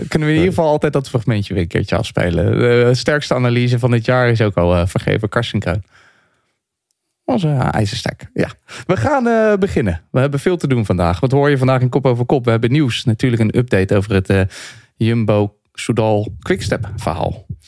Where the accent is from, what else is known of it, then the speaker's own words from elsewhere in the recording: Leiden, South Holland, Netherlands; ik ben in Leiden geboren en toen kregen we op 3 oktober altijd hutspot